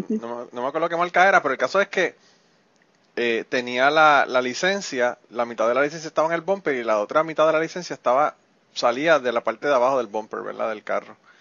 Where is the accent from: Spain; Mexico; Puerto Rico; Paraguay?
Puerto Rico; moved away; yo en Puerto Rico vivía al lado de un árabe